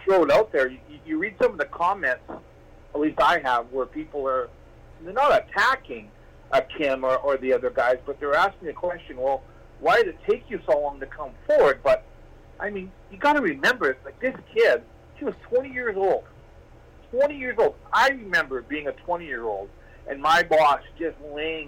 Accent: Hope, British Columbia, Canada; also born or lived in Ontario; now in Medicine Hat, Canada; I was born and raised in Hope, British Columbia.

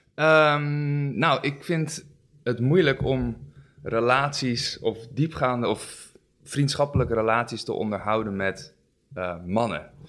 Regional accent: Amsterdam, North Holland, Netherlands; ik ben 32 jaar uit Amsterdam

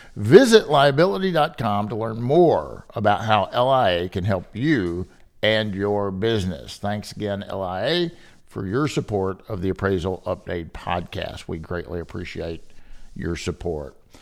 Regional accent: Kentucky, United States; moved away as an adult; also born or lived in Chicago; originally born and raised in Kentucky, where I'm sitting today

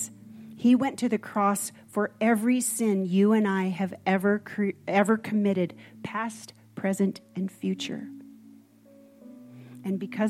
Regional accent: Minnesota, United States; I'm from Minnesota

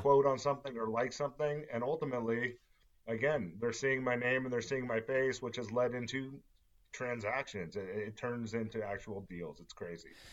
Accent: Southern California, United States; moved away as an adult; now in Las Vegas, United States; Born and raised in Southern California

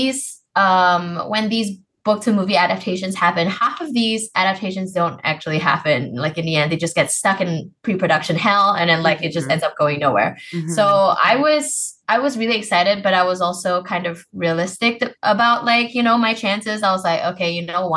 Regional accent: Malaysia; I'm Malaysian.

